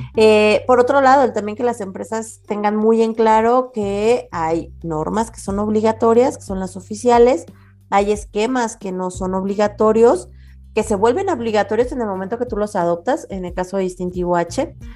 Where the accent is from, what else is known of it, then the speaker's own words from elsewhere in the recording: Mexico; comunidades de mexicanos, que prácticamente estamos regados por todo el mundo